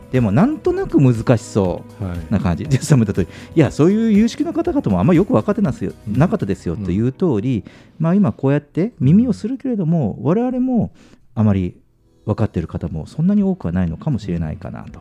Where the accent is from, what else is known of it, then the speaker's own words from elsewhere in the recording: Kyushu, Japan; moved away; 僕の実家も九州の田舎もそうなんですよ